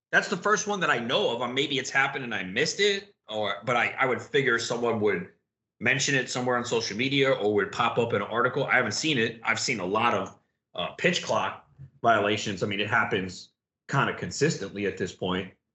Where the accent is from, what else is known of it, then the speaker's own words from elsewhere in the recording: New York, United States; now in New Jersey, United States; growing up in New York, where it's like Jones Beach, Coney Island, Far Rockaway